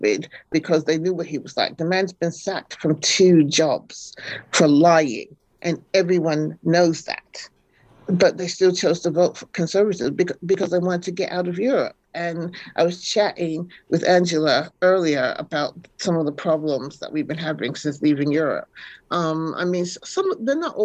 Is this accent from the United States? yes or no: yes; New York City, New York, United States; moved away as an adult; also born or lived in Massachusetts; now in London, United Kingdom; I was born in New York City. I grew up in New York City.